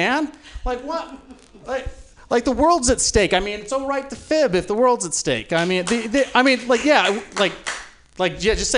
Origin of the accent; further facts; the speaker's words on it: Utah, United States; moved away; I grew up in Utah